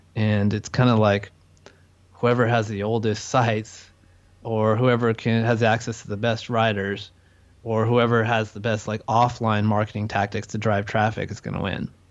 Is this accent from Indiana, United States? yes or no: no; California, United States; moved away as an adult; now in Chiang Mai, Thailand; I'm from California